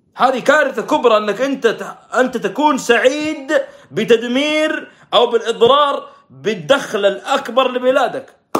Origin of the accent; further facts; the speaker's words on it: Saudi Arabia; احنا السعوديين